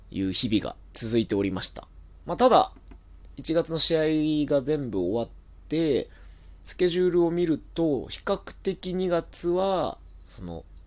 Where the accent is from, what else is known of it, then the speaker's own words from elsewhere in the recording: Tokyo, Japan; 東京生まれ東京育ち